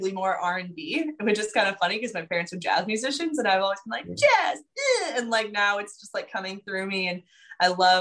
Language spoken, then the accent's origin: English; the Valley, California, United States; I'm from the Valley, so we're both like Cali people